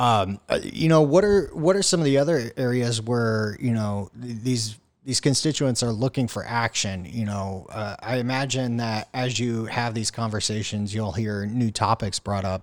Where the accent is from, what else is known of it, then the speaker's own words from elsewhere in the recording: Houston, Texas, United States; I grew up in West Houston